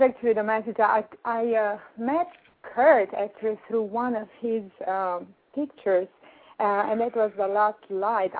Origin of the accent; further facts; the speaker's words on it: Romania; now in New York, United States; I'm from Europe, as you can tell from the accent